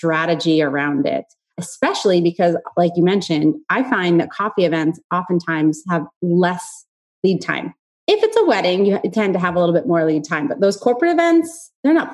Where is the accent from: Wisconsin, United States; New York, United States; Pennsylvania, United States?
New York, United States; also born or lived in the South (US); now in Southern United States; I'm from New York